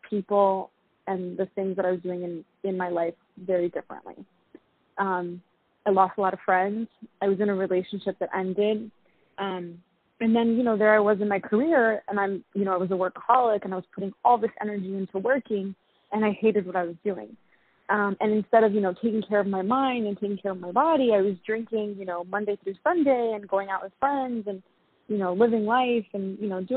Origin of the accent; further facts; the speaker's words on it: New York City, New York, United States; also born or lived in London; being that I'm from New York City, the rat race is very common